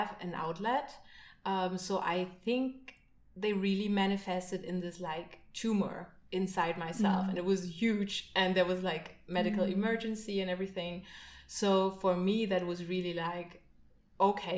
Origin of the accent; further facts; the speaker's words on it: Berlin, Germany; I grew up in Berlin, in East Berlin